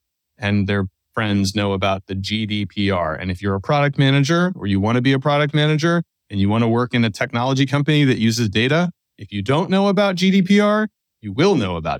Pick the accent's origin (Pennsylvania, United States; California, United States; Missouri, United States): Pennsylvania, United States; outside of Philadelphia; I grew up outside of Philadelphia